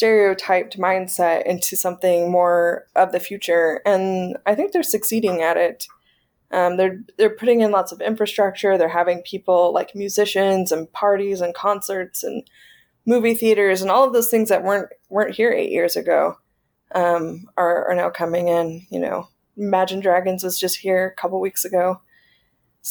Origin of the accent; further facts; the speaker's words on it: South Carolina, United States; moved away as an adult; also born or lived in Minnesota; now in Saudi Arabia; I'm from South Carolina, which is on the East Coast